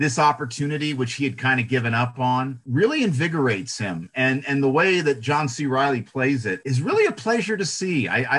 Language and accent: English; Detroit, Michigan, United States; One of the guys is, well, I'm from Detroit.